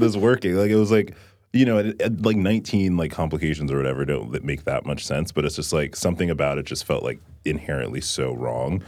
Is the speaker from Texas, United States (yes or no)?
yes; Texas, United States; I grew up in Texas